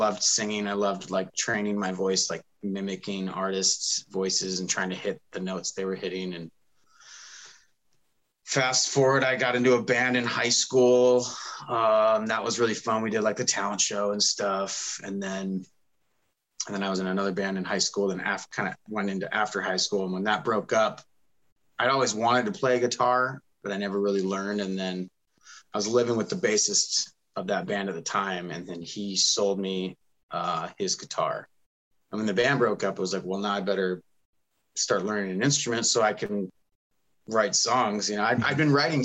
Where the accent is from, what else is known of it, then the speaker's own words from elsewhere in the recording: Bellevue, Washington, United States; I grew up in Bellevue, which is probably one of the other bigger cities now since it's been growing